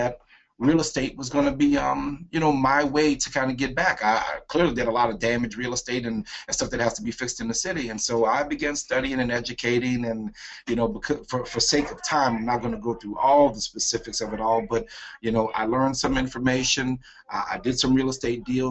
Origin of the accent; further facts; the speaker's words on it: New Orleans, Louisiana, United States; I am from New Orleans, Louisiana, and yes, I was in New Orleans at the time when Hurricane Katrina hit the city.